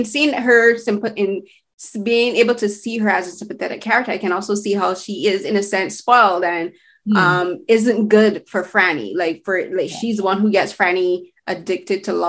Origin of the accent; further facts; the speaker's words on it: Barbados; now in Canada; I'm from Barbados. I moved to Canada.